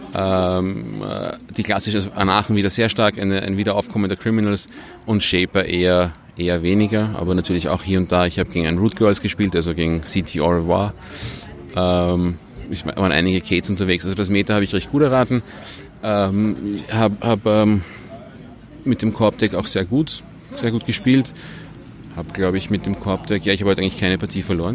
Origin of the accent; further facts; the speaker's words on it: Vienna, Austria; ich komme aus Wien, ähm, spiele in Wien